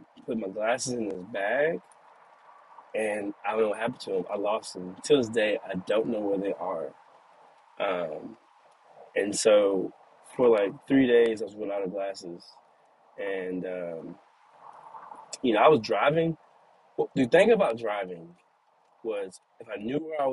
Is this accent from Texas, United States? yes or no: yes; Caddo Mills, Texas, United States; moved away; I'm from Cattle Mills, Texas. So I came back home